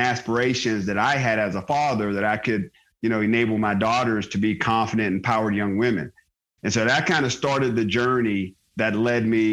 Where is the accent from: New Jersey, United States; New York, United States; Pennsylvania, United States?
Pennsylvania, United States; Johnstown; moved away as an adult; also born or lived in Pittsburgh, Pennsylvania / Georgia / Germany; I'm a Pennsylvania kid. I was born in Pittsburgh, grew up outside of a town called Johnstown